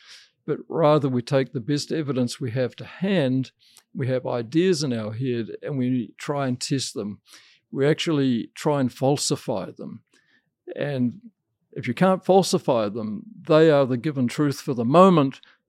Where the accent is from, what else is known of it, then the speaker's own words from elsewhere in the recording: New Zealand; I was brought up a vegetarian in New Zealand